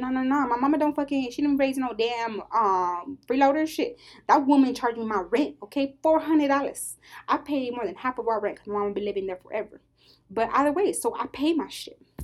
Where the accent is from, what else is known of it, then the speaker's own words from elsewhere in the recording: United States; I'm an American